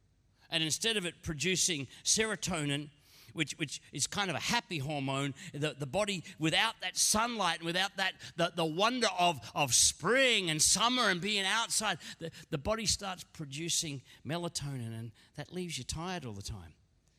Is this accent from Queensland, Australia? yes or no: yes; Queensland, Australia; Now, I'm a Queenslander. I don't quite get winter.